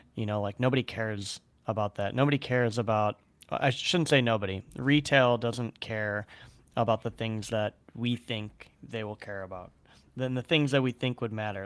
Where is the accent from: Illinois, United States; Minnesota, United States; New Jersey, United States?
Illinois, United States; Chicago; growing up in Chicago